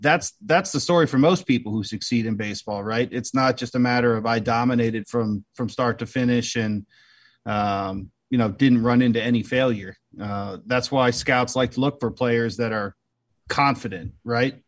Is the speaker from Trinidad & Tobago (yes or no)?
no; Annapolis, Maryland, United States; moved away as an adult; now in Wisconsin, United States; I grew up an Orioles fan, and uh, outside of Baltimore, I grew up in Annapolis